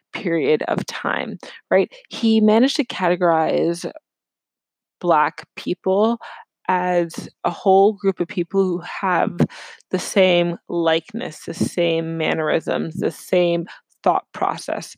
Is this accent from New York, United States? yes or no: yes; New York City, New York, United States; moved away as an adult; also born or lived in Ohio; now in Chicago, United States; growing up in New York City, I was immersed in various groups